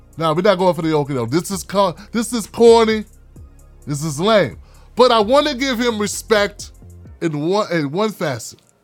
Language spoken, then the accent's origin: English; United States; I'm from Washington.